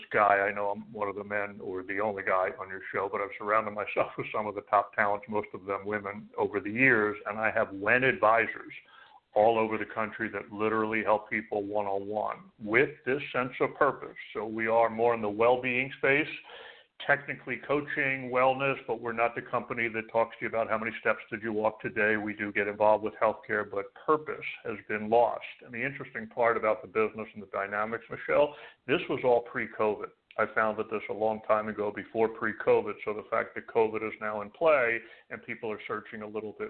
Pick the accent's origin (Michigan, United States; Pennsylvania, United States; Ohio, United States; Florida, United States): Pennsylvania, United States; Philadelphia; moved away as an adult; also born or lived in New York / New Jersey; now in Arizona, United States; You're born and raised in Philadelphia, and most of my adult working life, New York, New Jersey. So I kept the 201